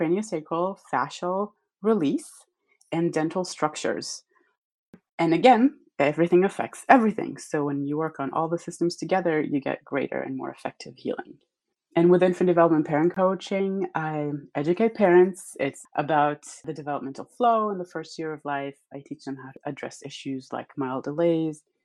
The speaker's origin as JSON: {"language": "English", "country": "Israel", "tie": "born or raised there", "moved": "as an adult", "said": "I was born and raised in Israel. I lived about half of my life in the Middle East"}